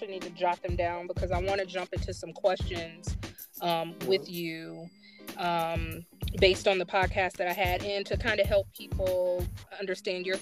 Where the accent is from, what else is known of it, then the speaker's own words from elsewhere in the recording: United States; a young girl growing up in America who's brown skin, and the interactions that I had with my family